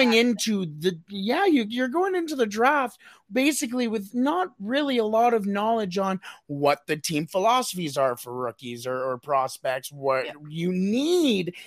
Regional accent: Canada; I'm Canadian

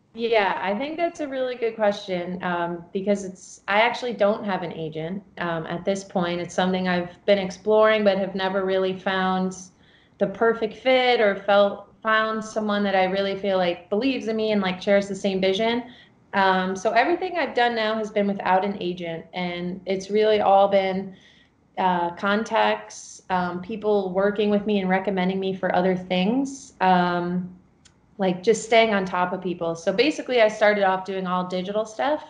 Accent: New York, United States; also born or lived in Chicago; I'm from New York

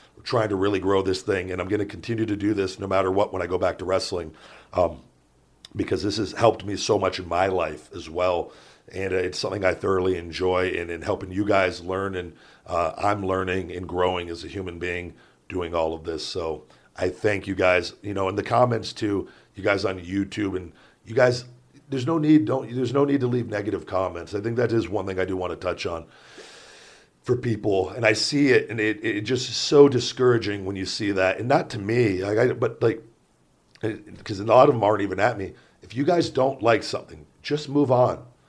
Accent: Las Vegas, Nevada, United States; growing up in Vegas

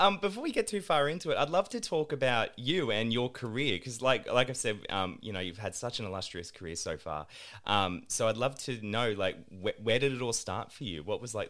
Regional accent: Sydney, New South Wales, Australia; I grew up in like around Western Sydney

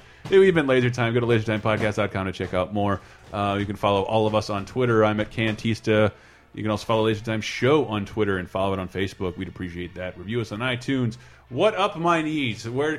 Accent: Tallahassee, Florida, United States; born or raised there

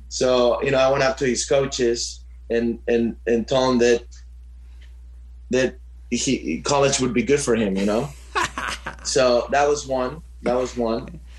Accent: Orange County, California, United States; we grew up in Orange County.

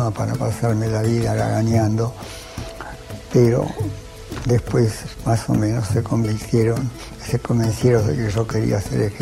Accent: Buenos Aires, Argentina; argentino, nací en Buenos Aires.

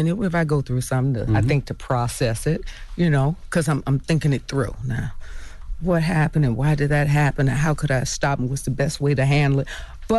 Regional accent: Florida, United States; You know, I think I grew up with it in Florida.

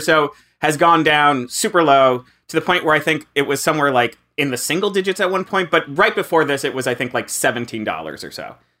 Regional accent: South Florida, United States; now in New York, United States; I grew up in South Florida though.

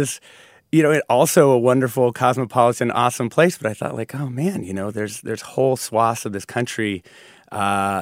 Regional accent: Ridgefield, Washington, United States; also born or lived in Mexico City, Mexico / Los Angeles, California; when I was 10, we moved up to a small town in Washington

